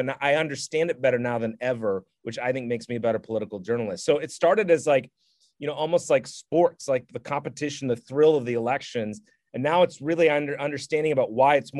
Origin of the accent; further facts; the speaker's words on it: Minnesota, United States; moved away as an adult; also born or lived in Eureka, California; now in Charlotte, United States; I'm from Minnesota